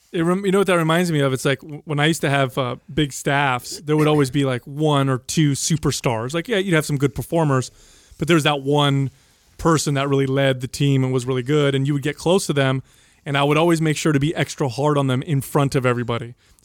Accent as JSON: {"language": "English", "country": "United States", "said": "I'm an 11 year old, 12 year old, but I'm from America"}